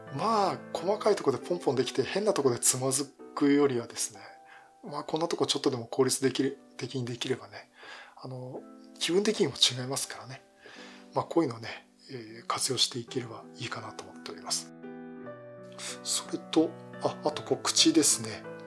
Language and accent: Japanese; Yokohama, Kanagawa, Japan; 地元横浜